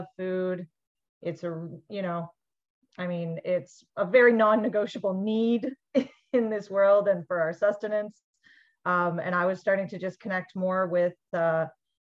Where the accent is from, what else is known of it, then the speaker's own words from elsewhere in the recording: Vancouver, British Columbia, Canada; I grew up in Vancouver and spent a lot of my childhood in the Vancouver Granville Island public market.